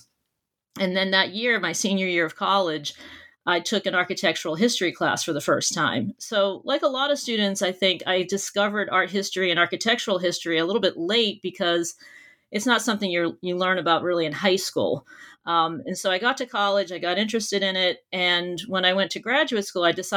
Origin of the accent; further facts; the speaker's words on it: near Boston, Massachusetts, United States; I grew up near Boston, Massachusetts, and I did all of my schooling there as well